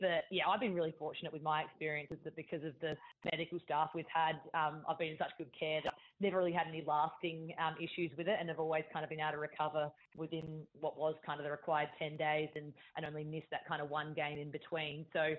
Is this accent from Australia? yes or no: yes; Adelaide, South Australia, Australia; moved away as an adult; now in Sydney, Australia; And when I moved over from Adelaide at the end of the 2016 season, I sort of thought, oh, I'll just come to Sydney and get a new experience for a couple of years and then probably just end up going home.